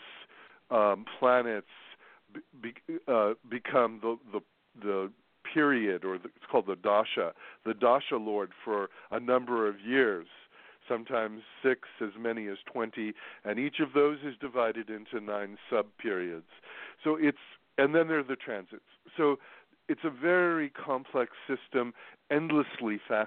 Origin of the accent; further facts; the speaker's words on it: New York, United States; New York. That's my hometown